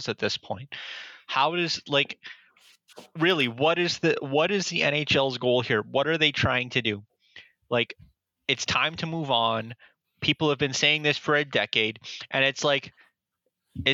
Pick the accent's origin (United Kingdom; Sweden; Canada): Canada; a Canadian hockey fan living in Canada